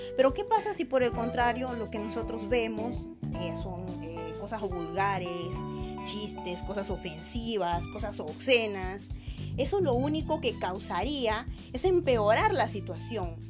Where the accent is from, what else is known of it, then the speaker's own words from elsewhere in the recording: Peru; nos dejan mal como peruanos